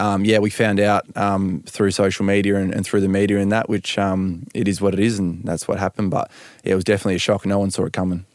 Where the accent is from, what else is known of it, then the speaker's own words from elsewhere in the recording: Perth, Western Australia, Australia; now in Melbourne, Australia; we're both from Perth